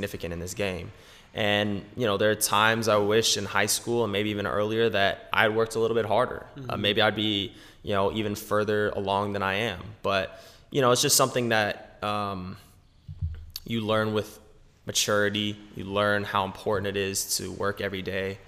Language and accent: English; Pasadena, California, United States; also born or lived in Laguna Beach, California; So I was born in Pasadena